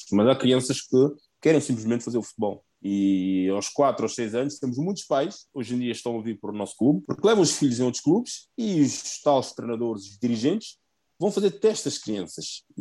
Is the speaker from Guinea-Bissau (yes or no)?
yes; Guinea-Bissau; now in Portugal; Eu sou de Guiné-Bissau